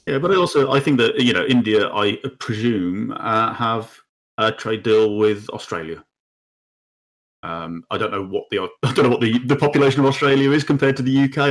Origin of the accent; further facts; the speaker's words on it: United Kingdom; we as the British people or as, as the U K